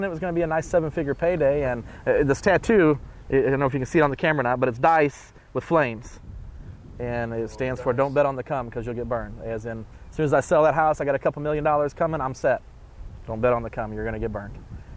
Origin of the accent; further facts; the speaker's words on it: Missouri, United States; also born or lived in St. Louis, Missouri; I'm from the Midwest, so as we mentioned, the snow, it's cold up in Missouri where I'm from right now